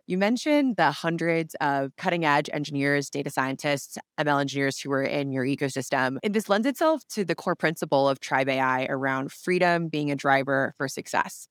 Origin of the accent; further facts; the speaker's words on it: Seattle, Washington, United States; I grew up in Seattle